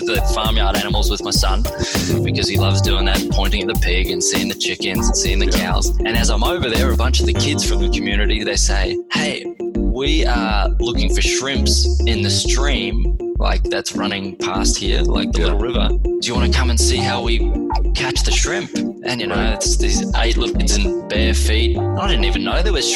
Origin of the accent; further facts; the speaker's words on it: Australia; moved away as an adult; where I grew up in Australia.